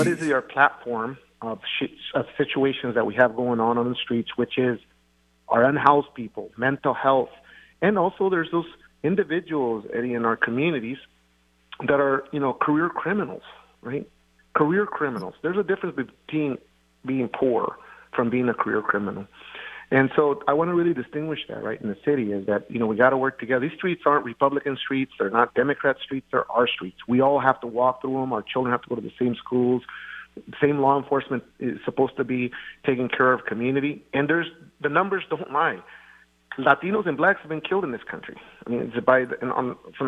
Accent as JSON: {"language": "English", "region": "Eastern Washington", "country": "United States", "tie": "born or raised there", "also_born_or_lived": "Preston, Idaho", "said": "raised in Eastern Washington as a farm worker"}